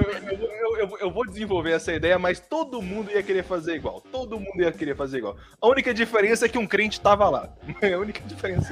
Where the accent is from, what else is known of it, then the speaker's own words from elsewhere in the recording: São José das Palmeiras, Paraná, Brazil; also born or lived in Toledo, Paraná; eu era de São José das Palmeiras